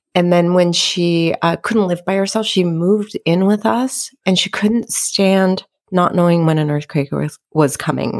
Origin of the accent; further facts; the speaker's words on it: Los Angeles, California, United States; I grew up in the San Fernando Valley, which is a, uh, suburb of Los Angeles